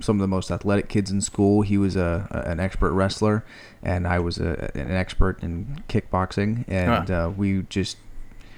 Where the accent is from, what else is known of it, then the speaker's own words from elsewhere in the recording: Modesto, California, United States; also born or lived in Salida / Oakdale; my whole growing up was here in Modesto.